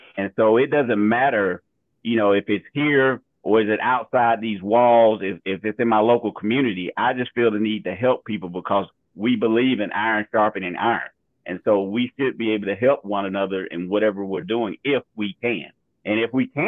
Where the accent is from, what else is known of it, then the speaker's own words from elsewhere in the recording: Georgia, United States; We're both from Georgia